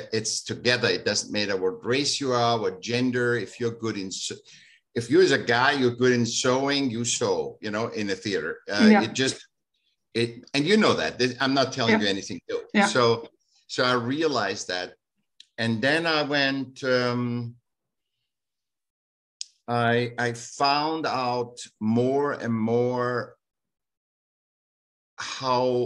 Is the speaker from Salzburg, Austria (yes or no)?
no; Vienna, Austria; now in California, United States; I was born in Vienna